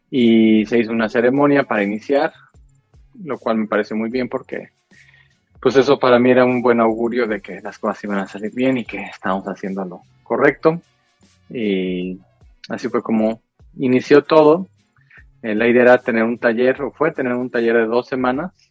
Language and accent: Spanish; Mexico; soy mexicano, trabajo en cuestiones de fotografía y de video